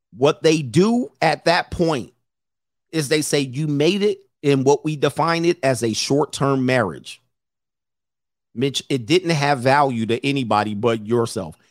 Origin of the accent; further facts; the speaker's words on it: Missouri, United States; I'm from Missouri, the show me state.